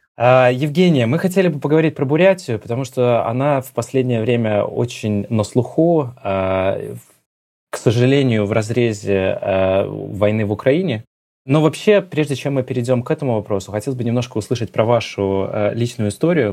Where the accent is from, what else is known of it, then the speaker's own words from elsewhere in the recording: Belarus; мы, белорусы